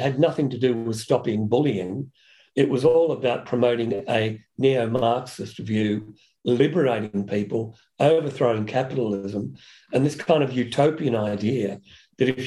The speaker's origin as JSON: {"language": "English", "town": "Broadmeadows", "region": "Victoria", "country": "Australia", "tie": "born or raised there", "said": "I grew up in Broadmeadows, working class"}